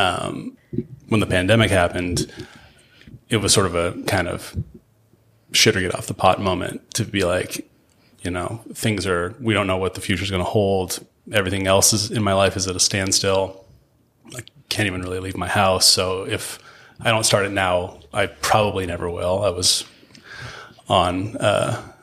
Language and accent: English; Spokane, Washington, United States; learning to love my hometown